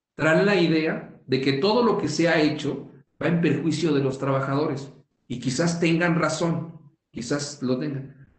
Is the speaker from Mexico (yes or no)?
yes; Mexico; somos muchos los mexicanos